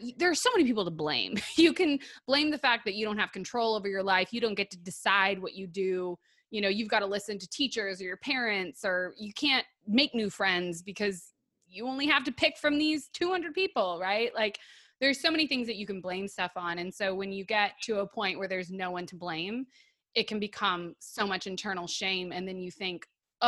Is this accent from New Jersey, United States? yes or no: no; Detroit, Michigan, United States; moved away; also born or lived in Texas; I grew up in Detroit